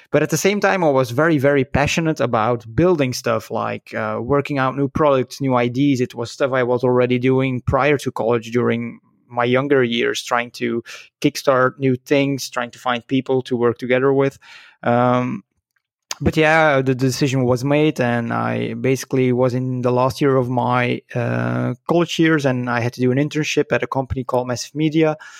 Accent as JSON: {"language": "English", "country": "Belgium", "tie": "born or raised there", "said": "I was born in Belgium, so I'm a, a Belgian lad"}